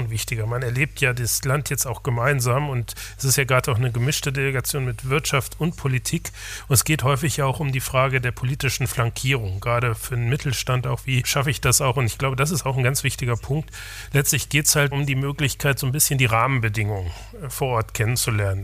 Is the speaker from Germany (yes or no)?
yes; Germany; wir sind uns auch als Deutsche